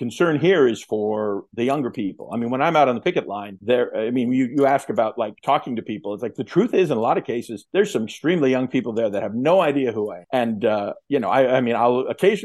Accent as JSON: {"language": "English", "country": "United States", "said": "I'm from the United States"}